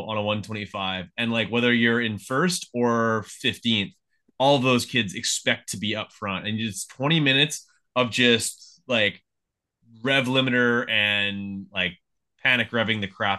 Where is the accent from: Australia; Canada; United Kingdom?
Canada; I'm from Canada